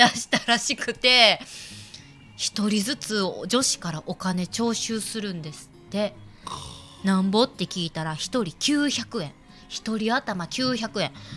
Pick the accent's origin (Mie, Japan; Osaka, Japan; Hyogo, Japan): Hyogo, Japan; Himeji; 兵庫県姫路市某海沿いにある秋祭りが盛んなところで生まれ育ったんですが